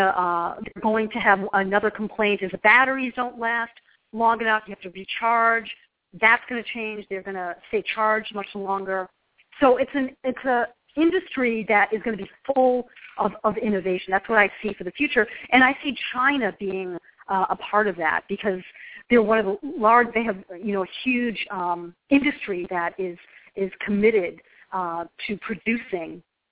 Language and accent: English; Ireland; I love potatoes, and I don't know if it's because I'm Irish, but I love potatoes.